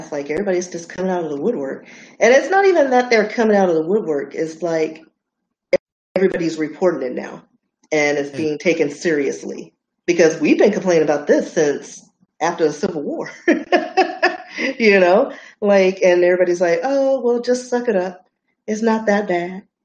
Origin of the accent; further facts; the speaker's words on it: Dallas, Texas, United States; I'm from Oak Cliff.